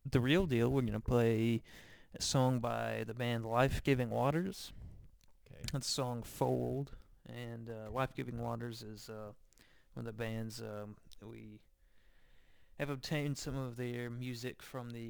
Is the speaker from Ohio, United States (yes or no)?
no; Gadsden, Alabama, United States; we're all we're all from Gadsden